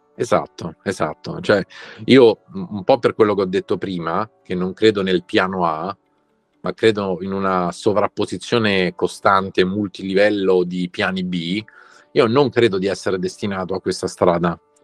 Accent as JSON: {"language": "Italian", "town": "Rome", "region": "Lazio", "country": "Italy", "said": "noi da romani"}